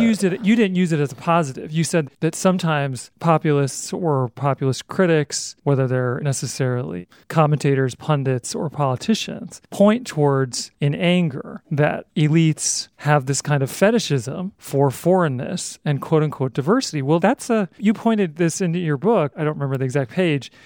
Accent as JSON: {"language": "English", "region": "Utah", "country": "United States", "also_born_or_lived": "Toronto / Berlin / New York", "moved": "yes", "said": "I'm from Utah, which is absolutely part of the heartland"}